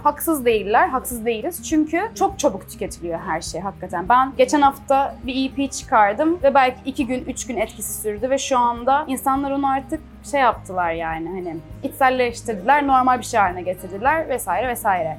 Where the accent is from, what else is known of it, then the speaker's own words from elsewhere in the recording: Çeşme, İzmir, Turkey; first language Turkish; moved away; also born or lived in Istanbul; Çeşme gibi küçük bir yerde yaşıyorum ben. Orada büyüdüm yani.